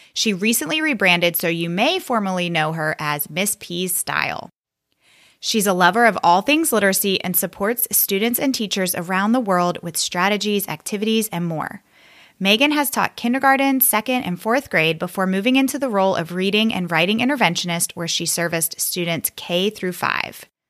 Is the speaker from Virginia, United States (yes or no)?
yes; Virginia, United States; I am from Virginia and that's where I taught